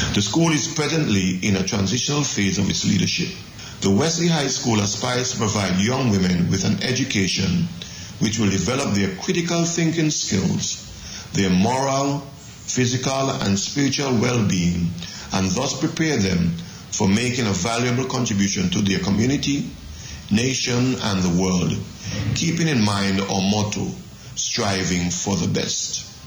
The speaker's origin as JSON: {"language": "English", "country": "St. Kitts & Nevis", "also_born_or_lived": "Jamaica", "moved": "as an adult", "lives_now": "Dominica", "said": "St. Kitts, my home country"}